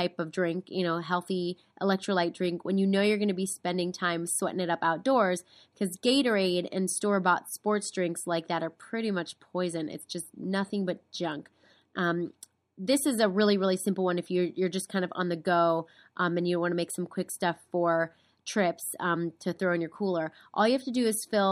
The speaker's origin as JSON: {"language": "English", "region": "East Coast", "country": "United States", "moved": "yes", "said": "I'm originally from the East Coast"}